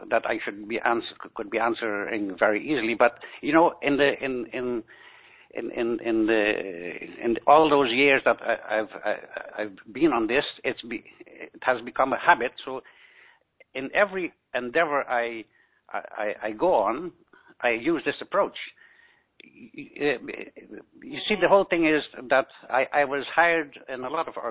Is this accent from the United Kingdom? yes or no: no; Aruba; now in Netherlands; I was born on the island of Aruba, a very exotic island in the Caribbean